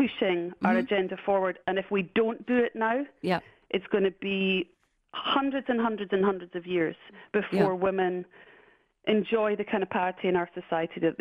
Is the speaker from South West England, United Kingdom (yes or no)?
no; Scotland, United Kingdom; I'm Scottish